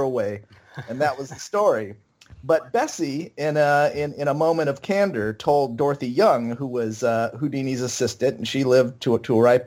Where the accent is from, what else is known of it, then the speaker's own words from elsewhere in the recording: California, United States; mine's softer, too, because I'm from California